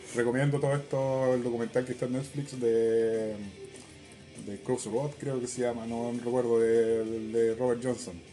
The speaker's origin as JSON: {"language": "Spanish", "country": "Chile", "said": "somos los chilenos"}